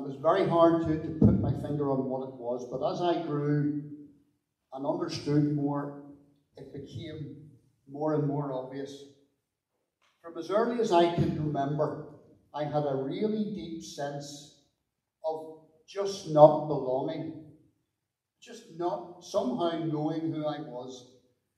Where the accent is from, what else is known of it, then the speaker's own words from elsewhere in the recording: Belfast, Northern Ireland, United Kingdom; I grew up in North Belfast in Ardoyne with my mum and my dad